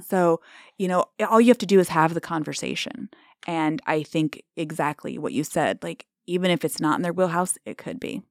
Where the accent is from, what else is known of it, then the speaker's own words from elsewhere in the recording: Omaha, Nebraska, United States; now in Treynor, United States; I grew up, born and raised in Omaha and moved to a farm.